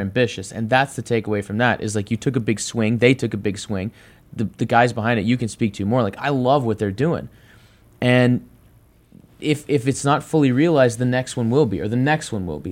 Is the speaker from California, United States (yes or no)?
no; Dallas, Texas, United States; I grew up in Dallas, Texas